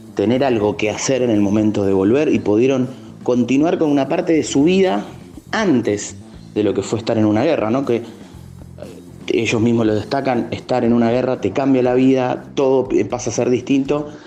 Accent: Valentín Alsina, Buenos Aires Province, Argentina; Yo soy de Valentina Alcina

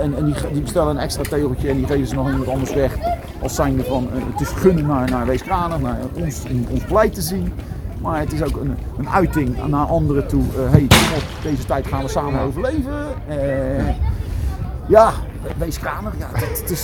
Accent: Rotterdam, South Holland, Netherlands; also born or lived in Schiedam; als Rotterdammer van Zuid

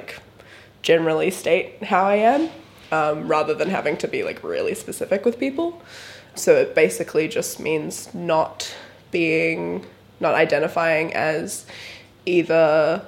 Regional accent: New Zealand; now in Brisbane, Australia; I am a 18-year-old. I live in Brisbane, but I'm from New Zealand initially.

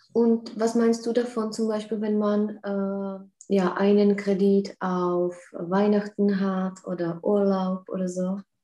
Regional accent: Czechia; bei uns in Tschechien

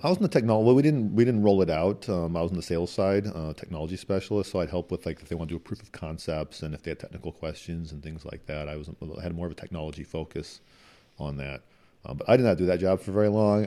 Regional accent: Midwest, United States; moved away; also born or lived in Washington; growing up in the Midwest

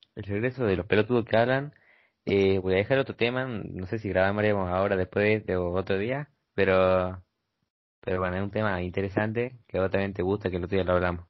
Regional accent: Argentina; Yo soy de Argentina

